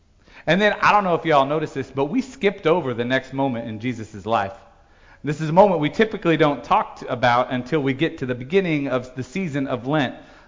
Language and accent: English; Logansport, Indiana, United States; born or raised there; moved away as an adult; now in Missouri, United States